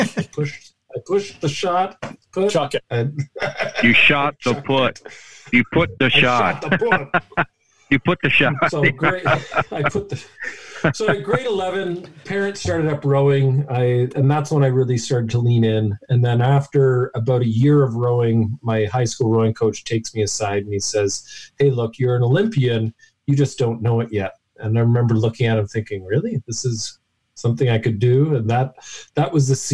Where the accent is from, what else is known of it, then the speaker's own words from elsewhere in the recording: London, Ontario, Canada; I grew up in London, Ontario, down the road from you.